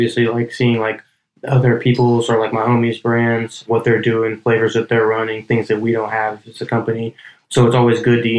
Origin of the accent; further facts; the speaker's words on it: Hayward, California, United States; moved away; also born or lived in Colorado / Oakland, California; I was born and raised in Hayward